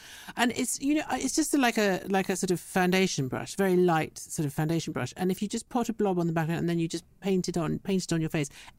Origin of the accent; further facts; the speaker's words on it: Italy; moved away; growing up in Italy